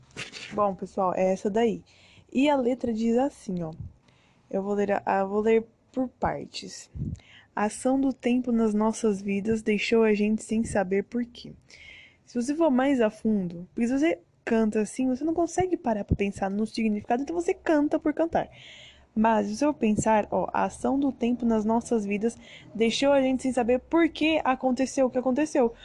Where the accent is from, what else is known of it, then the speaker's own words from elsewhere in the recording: Brazil; moved away; sou brasileira, mas já morei em outros países, em outro país, na verdade, um só.